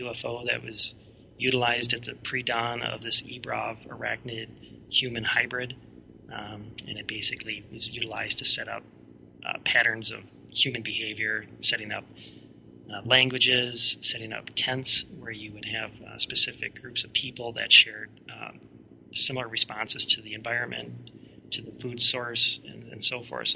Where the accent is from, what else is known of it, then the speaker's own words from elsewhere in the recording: United States; I was a researcher from the States